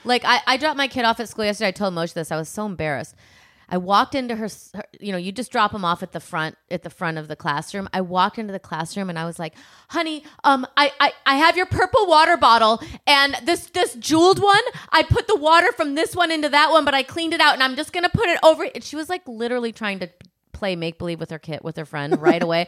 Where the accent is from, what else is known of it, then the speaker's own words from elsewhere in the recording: Midwest, United States; I'm from the Midwest and we said reggae